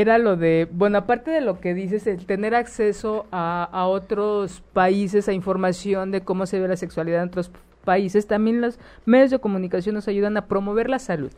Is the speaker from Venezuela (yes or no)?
no; Mexico; Nosotros, como pueblo mexicano